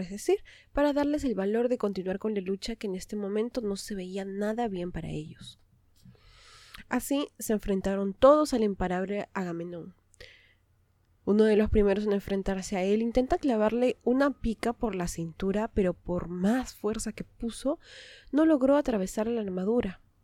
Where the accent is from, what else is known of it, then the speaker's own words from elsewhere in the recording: Peru; lo que había ocurrido en mi país